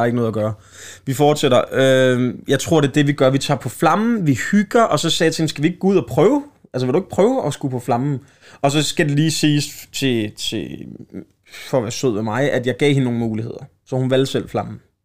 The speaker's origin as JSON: {"language": "Danish", "town": "Slagelse", "region": "Zealand", "country": "Denmark", "tie": "born or raised there", "said": "Slagelse, min hjemstavn"}